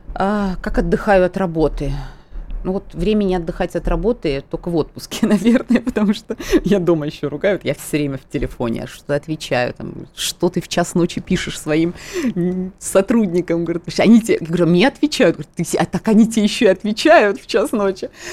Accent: Tskhinvali, South Ossetia, Georgia; moved away as an adult; now in Moscow, Russia; Я тоже осетинка, я, более того, родилась, выросла в Осетии, в городе Цхинвал

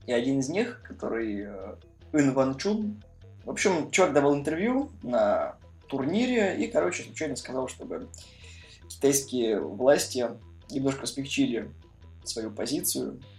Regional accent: Voronezh, Voronezh Oblast, Russia; мы из Воронежа

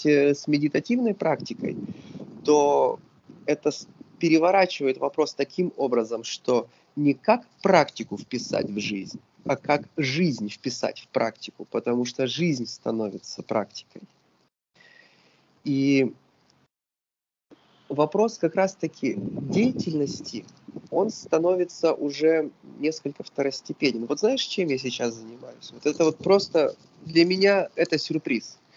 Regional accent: Sochi, Krasnodar Krai, Russia; now in Saint Petersburg, Russia; Несмотря на то, что я не коренной петербуржец, Питер это абсолютно мой город, и я когда как только я приехал в Питер, я приехал еще и там путешествие было интересно. Я приехал из Сочи.

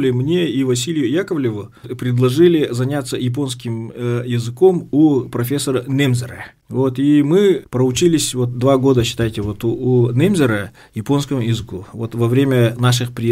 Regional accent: Tekhtyur, Sakha Republic, Russia; also born or lived in Pokrovsk; Потом у нас в селе Техтюр открылась восьмилетка. Вот, и мы с пятого класса учились э, в родной деревне.

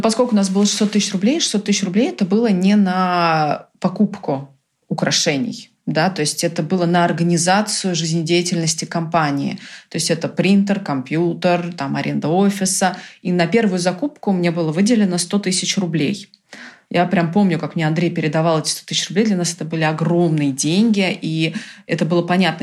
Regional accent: Brazil; first language Portuguese, English and Russian; also born or lived in United States; now in Russia; я выросла в Бразилии, и мои первые языки все-таки был португальский, английский и русский в семье

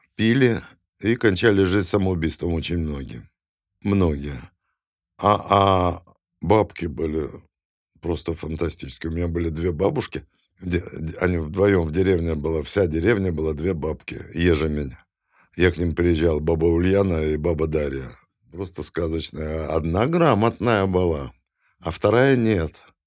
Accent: Kyiv, Ukraine; moved away; also born or lived in Saint Petersburg / Moscow; я киевлянин

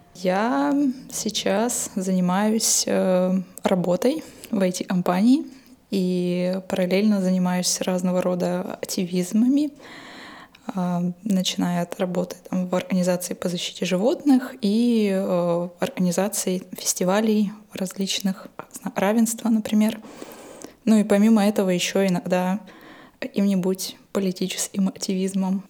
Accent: Novokuznetsk, Kemerovo Oblast, Russia; я жила и выросла в Ородиново-Узнец и Эмеровской области, это в Сибири, там, где вот Узбас

